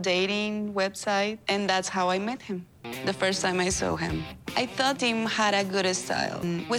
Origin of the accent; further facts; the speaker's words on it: Bucaramanga, Santander, Colombia; I am from Bucaramanga, Colombia, and I am 25 years old.